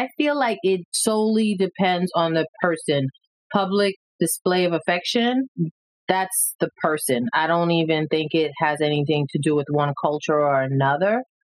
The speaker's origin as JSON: {"language": "English", "town": "New York City", "region": "New York", "country": "United States", "tie": "born or raised there", "said": "I grew up in the Bronx"}